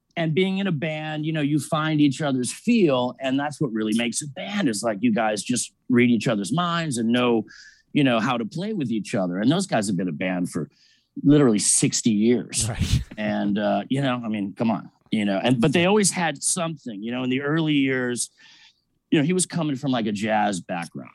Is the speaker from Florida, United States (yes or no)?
yes; Miami, Florida, United States; growing up in Miami, this fashion capital